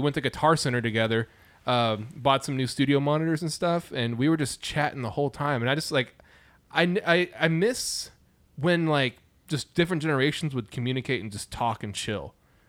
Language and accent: English; Lawton, Oklahoma, United States; born or raised there; moved away